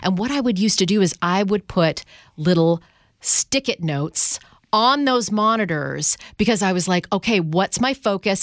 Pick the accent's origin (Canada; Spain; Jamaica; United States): Canada; moved away; I'm from Canada